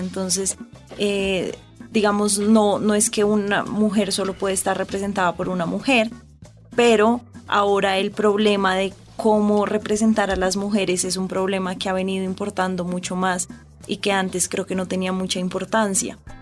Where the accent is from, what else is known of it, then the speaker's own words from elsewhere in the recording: Bogotá, Colombia; yo crecí todo el tiempo en Bogotá